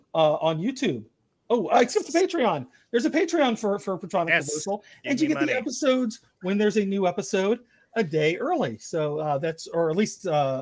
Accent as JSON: {"language": "English", "town": "Marietta", "region": "Georgia", "country": "United States", "tie": "born or raised there", "said": "I grew up in Marietta."}